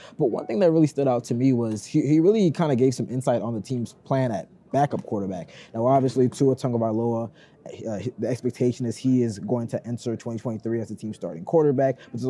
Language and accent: English; Baltimore, Maryland, United States; moved away as an adult; now in South Florida, United States; I'm from Baltimore, Maryland. I've always wondered that since I moved down to South Florida a couple years ago.